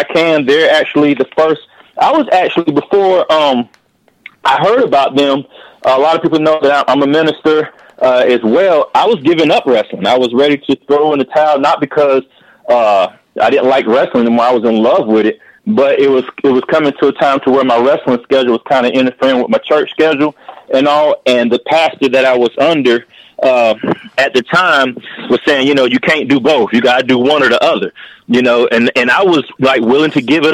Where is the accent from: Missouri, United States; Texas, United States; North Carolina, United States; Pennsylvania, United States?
North Carolina, United States; Charlotte; Coming to my hometown